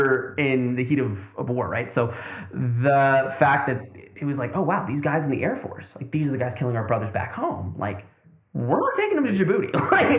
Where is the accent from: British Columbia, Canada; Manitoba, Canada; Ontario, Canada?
British Columbia, Canada; Tri-Cities; also born or lived in Burnaby; I was born in Burnaby. I was raised in the Tri-Cities.